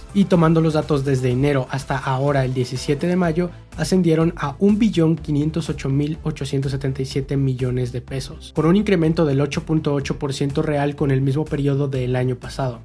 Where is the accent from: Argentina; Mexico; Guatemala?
Mexico; de nosotros como mexicanos